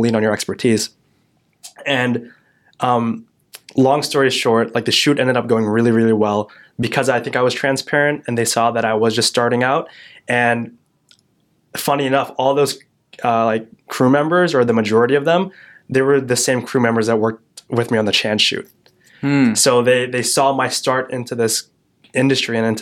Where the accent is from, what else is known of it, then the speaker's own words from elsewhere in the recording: Yorkville, Illinois, United States; my hometown of Yorkville, Illinois